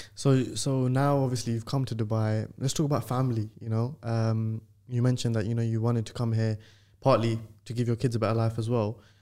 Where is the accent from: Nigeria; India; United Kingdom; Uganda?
United Kingdom; London; being from London